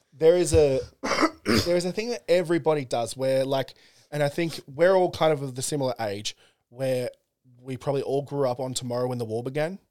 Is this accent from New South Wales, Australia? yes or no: yes; Central Coast, New South Wales, Australia; I grew up on the Central Coast